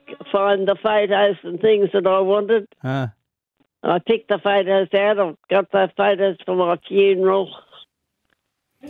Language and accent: English; Ardlethan, New South Wales, Australia; I grew up in Ardlethan